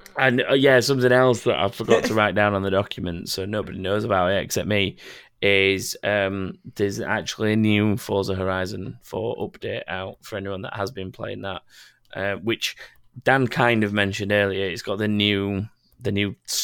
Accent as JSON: {"language": "English", "town": "Sheffield", "region": "Yorkshire and the Humber", "country": "United Kingdom", "said": "I'm from Sheffield, too."}